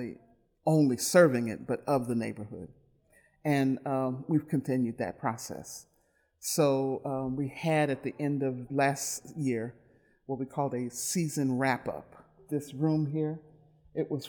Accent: Milwaukee, Wisconsin, United States; I grew up in Milwaukee, born and raised

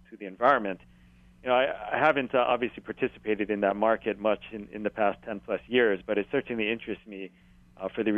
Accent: Hilo, Hawaii, United States; growing up in Hilo

